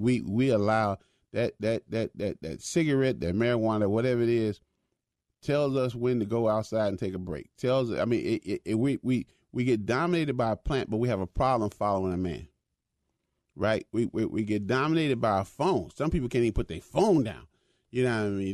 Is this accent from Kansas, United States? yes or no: no; Chicago, Illinois, United States; when I was a young boy growing up in Chicago